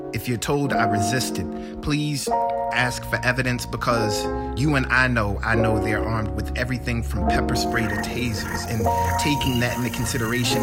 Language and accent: English; Decatur, United States; now in Charlottesville, United States; my hometown of Decatur